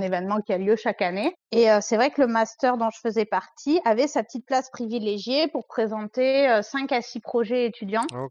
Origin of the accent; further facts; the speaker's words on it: Provence-Alpes-Côte d'Azur, France; moved away as an adult; also born or lived in Paris region; je suis une jeune femme de presque 30 ans qui vient de la région PACA, donc euh, le sud de la France.